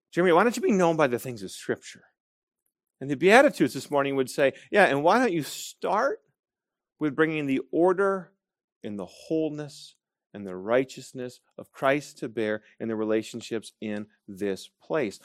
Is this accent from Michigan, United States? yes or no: yes; Grand Rapids, Michigan, United States; moved away; that I was Dutch, that I was Reformed, and that I was from Grand Rapids, Michigan